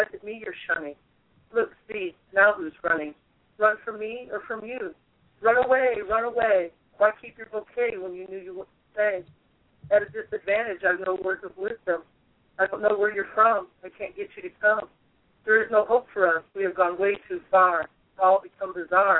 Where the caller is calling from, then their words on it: Limestone, Tennessee, United States; I'm calling from Limestone, Tennessee.